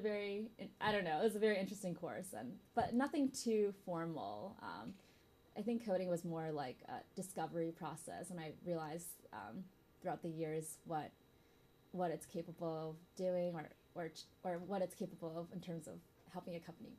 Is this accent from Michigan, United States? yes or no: yes; Michigan, United States; now in San Francisco, United States; From Michigan.